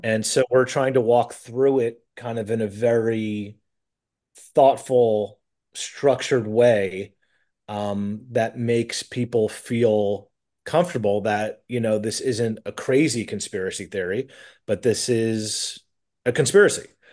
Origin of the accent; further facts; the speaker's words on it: New York, United States; I'm from New York